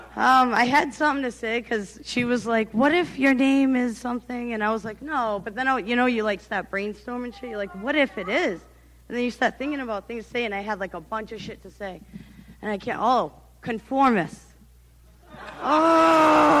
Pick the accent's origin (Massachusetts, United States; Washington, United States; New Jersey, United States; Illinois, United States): Massachusetts, United States; New Bedford; I'm from New Bedford.